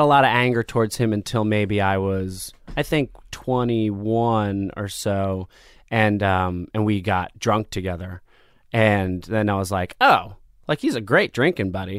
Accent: Asbury Park, New Jersey, United States; also born or lived in Michigan / Neptune, New Jersey; I grew up in New Jersey. So I was born in Michigan

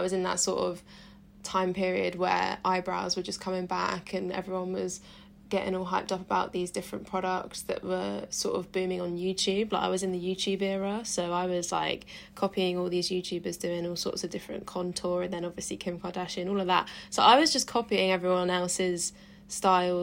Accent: Suffolk, East of England, United Kingdom; moved away; also born or lived in Bournemouth; sixth form in my hometown in Suffolk

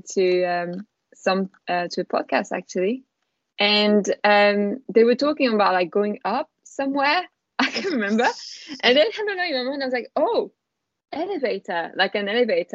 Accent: France; accent: French; English is a second language; moved away as an adult; now in London, United Kingdom; I'm from France, as you can probably tell with my beautiful accent. And I've been living in London for 5 years now

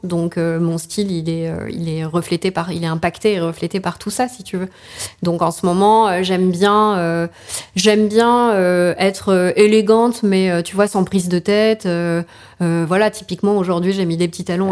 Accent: Paris region, Île-de-France, France; also born or lived in Albi; now in Paris, France; je suis parisienne de cœur en réalité et pas de naissance. Euh, ma famille est parisienne, mais mon père a trouvé son premier job à côté de Toulouse. Donc je suis albigeoise

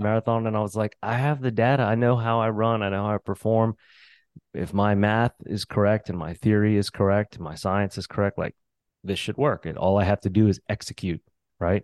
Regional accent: New Orleans, Louisiana, United States; I grew up in New Orleans

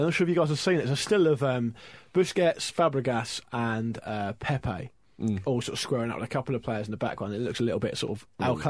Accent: Gosport, South East England, United Kingdom; Yeah, well, I grew up in Gosport.

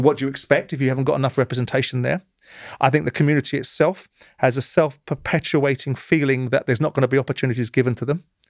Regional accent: England, United Kingdom; I'm an Englishman. I'm a proud Englishman

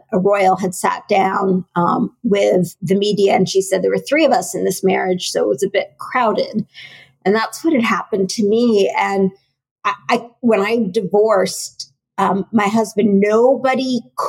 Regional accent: United States; I grew up in the US

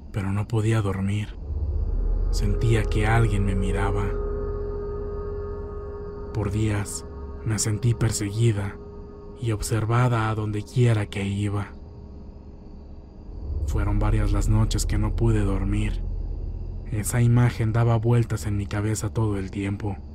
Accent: Santiago Jamiltepec, Oaxaca, Mexico; Yo soy originaria de Santiago, Jamiltepec, Oaxaca.

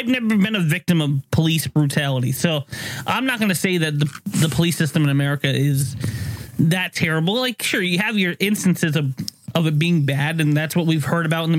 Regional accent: United States; I'm fucking Joe Americana. Fucking, I embody what an American citizen should be.

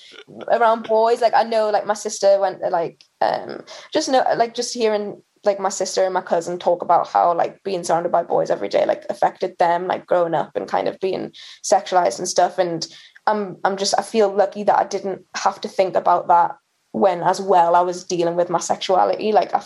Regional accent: Newcastle upon Tyne, North East England, United Kingdom; In Newcastle. So yeah, I went to like an all-girls school in Newcastle

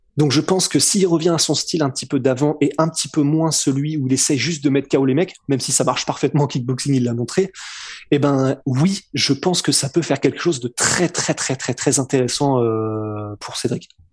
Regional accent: France; on est français

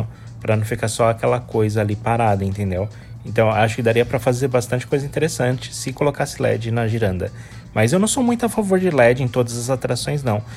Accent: Brazil; moved away; eu sou do Brasil

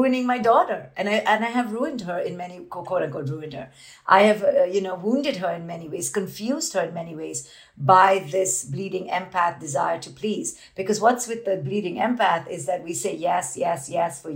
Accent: India; I grew up in India as this Indian woman

